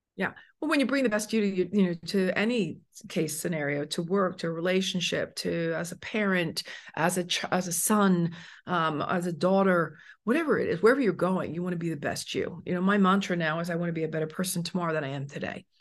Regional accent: United States; also born or lived in Italy; now in Phoenix, United States; I'm American

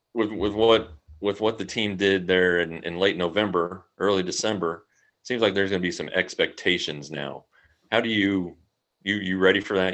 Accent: Colorado, United States; now in Tarrant County, Texas, United States; I'm from Colorado, so I know snow

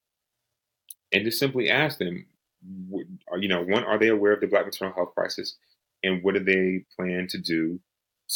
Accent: Georgia, United States; Georgia, my home state

